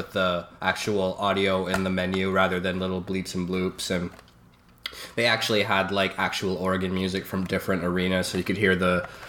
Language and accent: English; Canada; being Canadian.